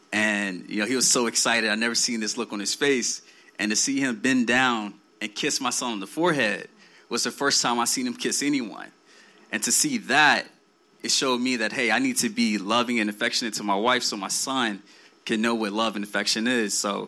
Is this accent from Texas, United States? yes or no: no; South Carolina, United States; I grew up in South Carolina, and my father was in the military.